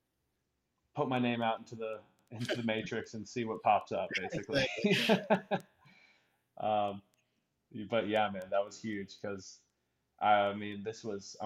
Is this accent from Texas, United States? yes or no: yes; Austin, Texas, United States; moved away as an adult; also born or lived in Atlanta, Georgia / Marietta, Georgia; now in Dallas, United States; being from Austin